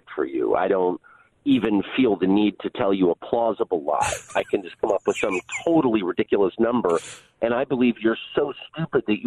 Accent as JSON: {"language": "English", "town": "La Jolla", "region": "California", "country": "United States", "tie": "born or raised there", "also_born_or_lived": "Georgetown, Washington, D.C.", "said": "I grew up in La Jolla and Georgetown"}